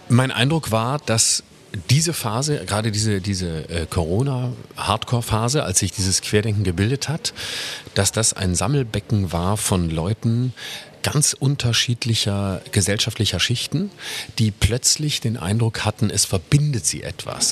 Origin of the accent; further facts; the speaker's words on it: Lörrach, Baden-Württemberg, Germany; moved away as an adult; also born or lived in Freiburg; now in Berlin, Germany; in Lörrach, wo ich herkomme, bin ich immer Bus und Fahrrad gefahren